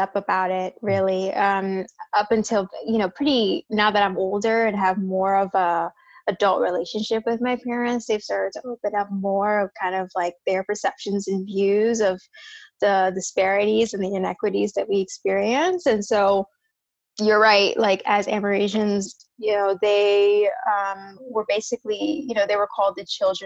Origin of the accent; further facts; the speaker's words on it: Jersey City, New Jersey, United States; moved away as an adult; now in San Francisco, United States; I was born and raised in Jersey, Jersey City, so East Coast